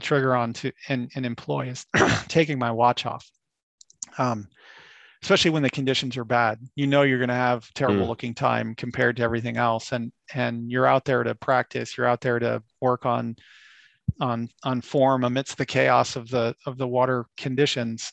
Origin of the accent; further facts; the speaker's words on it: Florida, United States; moved away; I grew up in Florida.